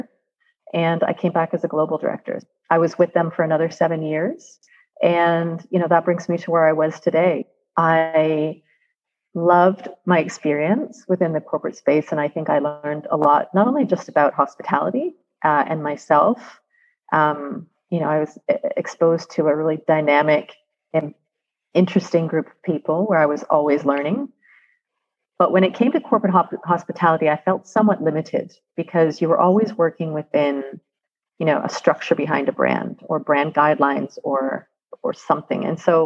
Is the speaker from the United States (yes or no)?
no; Canada; I'm Canadian.